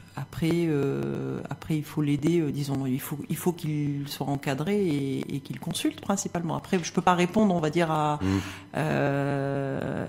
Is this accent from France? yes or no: no; Morocco; en tant que marocaine